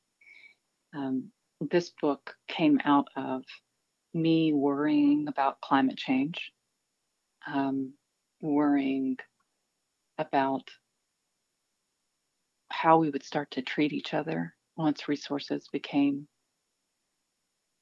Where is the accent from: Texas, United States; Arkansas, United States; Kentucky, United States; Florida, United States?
Kentucky, United States; Elizabethtown; now in Lexington, United States; I was born in Lexington and I've spent most of my life here, but I was raised in Elizabethtown, more or less